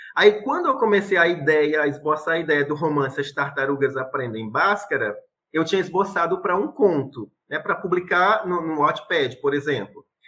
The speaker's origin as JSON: {"language": "Portuguese", "town": "Itapiúna", "region": "Ceará", "country": "Brazil", "tie": "born or raised there", "said": "minha cidade natal, que é Itapiúna, onde eu estou vivendo"}